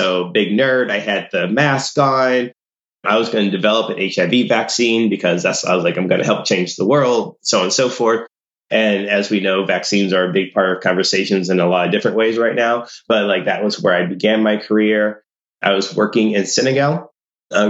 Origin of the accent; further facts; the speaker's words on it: St. Louis, Missouri, United States; moved away as an adult; also born or lived in South Africa; I'm originally from the middle of the U.S. It's from a city called St. Louis, Missouri.